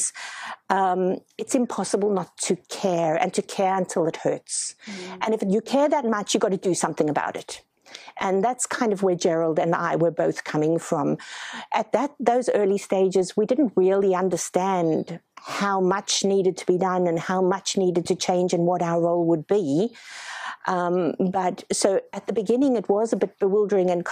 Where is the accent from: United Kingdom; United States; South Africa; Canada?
South Africa; now in Australia; I come from South Africa.